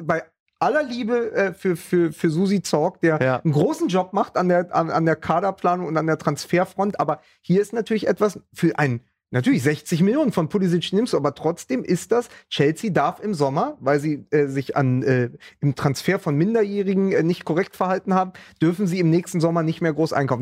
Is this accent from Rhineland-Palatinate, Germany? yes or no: no; Berlin, Germany; ich als Berliner wünsche mir seit 20 Jahren natürlich mal ein Pokalfinale mit der Hertha